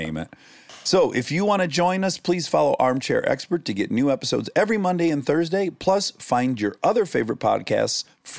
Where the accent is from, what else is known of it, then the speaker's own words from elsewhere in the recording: Minnesota, United States; I'm from Minnesota.